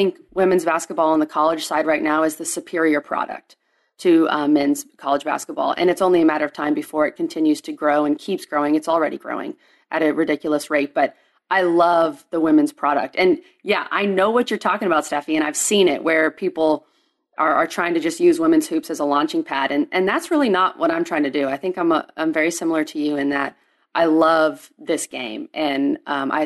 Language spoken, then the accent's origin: English; Texas, United States; moved away as an adult; also born or lived in Clemson, South Carolina; growing up in Texas, loved it